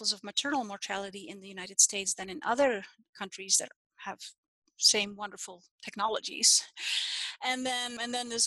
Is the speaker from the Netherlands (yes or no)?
yes; Netherlands; now in Utah, United States; I'm Dutch. I'm from the Netherlands. And when I was born in that time, it was normal to be born at home